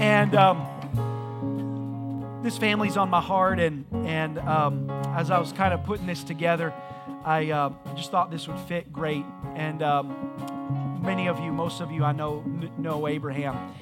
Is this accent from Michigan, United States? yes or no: no; Indiana, United States; moved away; I was from Indiana